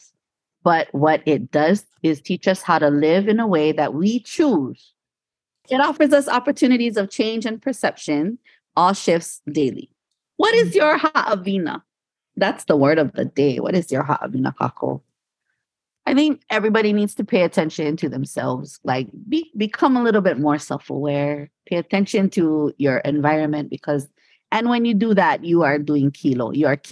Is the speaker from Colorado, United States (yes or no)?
no; Hawaii, United States; growing up in Hawaii, we know that word, lickings.